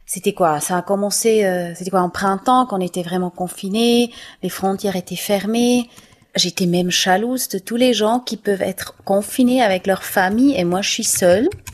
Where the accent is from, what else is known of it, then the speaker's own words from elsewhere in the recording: Switzerland; je suis suisse, je parle cette langue-là